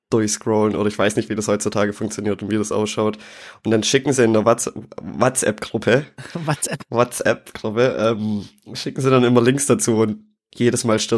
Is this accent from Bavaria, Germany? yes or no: no; Schwäbisch Gmünd, Baden-Württemberg, Germany; Nee, da liegt mir was äh, aus meiner Heimatstadt am Herzen. Und zwar hat oh. Schwäbisch Gmünd mal wieder in die bundesweite Nachrichten geschafft.